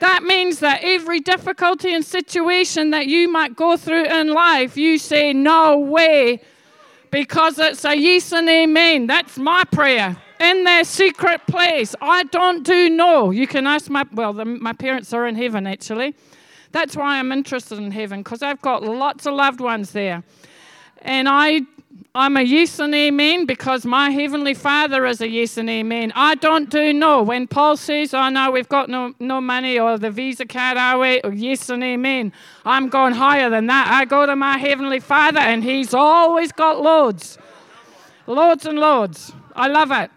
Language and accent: English; Scotland, United Kingdom; I'm Scottish